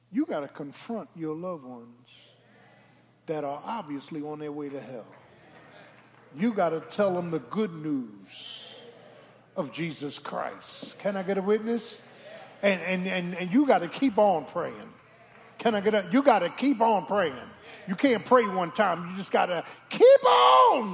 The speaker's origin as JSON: {"language": "English", "town": "Philadelphia", "region": "Pennsylvania", "country": "United States", "said": "I'm from Philly. South Philly."}